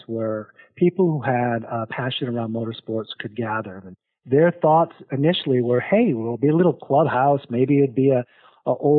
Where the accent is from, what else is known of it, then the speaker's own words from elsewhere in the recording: South Dakota, United States; moved away as an adult; also born or lived in Arizona; now in Portland, United States; I am a product of South Dakota. Growing up in South Dakota